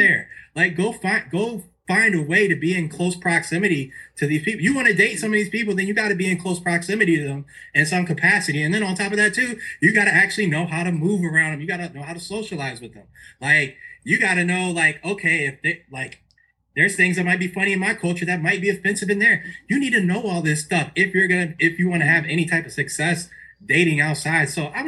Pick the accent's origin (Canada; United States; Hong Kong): United States; Fluvanna, Virginia; I grew up in Fluvanna